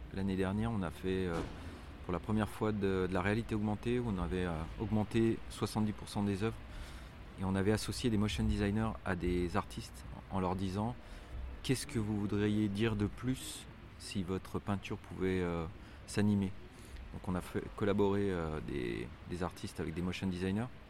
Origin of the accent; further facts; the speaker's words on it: Lyon, Auvergne-Rhône-Alpes, France; also born or lived in Barranquilla, Colombia; on est de Lyon